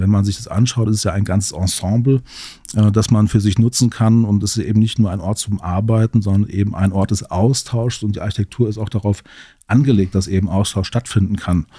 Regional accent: Central Hesse, Germany; Ich komme aus Mittelhessen, wohne in Gießen, arbeite hier in Marburg

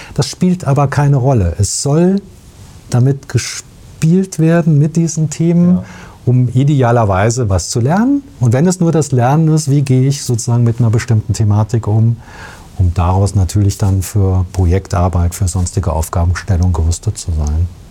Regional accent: Biedenkopf, Hesse, Germany; ich komme aus Biedenkopf und bin einfach ja, man sagt ein Hinterländer

